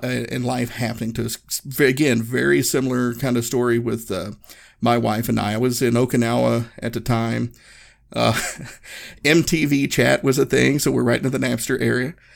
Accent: Northeast Tennessee, United States; I grew up in Northeast Tennessee, so our rock stars was NASCAR drivers

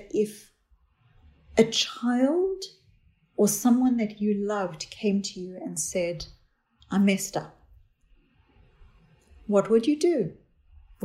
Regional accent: South Africa; I grew up in South Africa

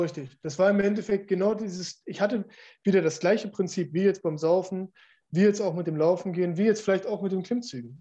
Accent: Munster, Lower Saxony, Germany; ich bin in einer, in einer Kleinstadt groß geworden, wo äh, ich bin aufgewachsen in Munster

